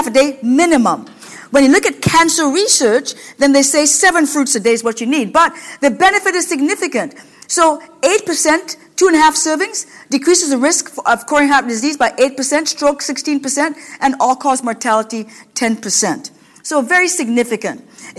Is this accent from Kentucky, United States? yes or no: no; Washington, United States; now in Ohio, United States; a lot of skinny people in Washington State, where I come from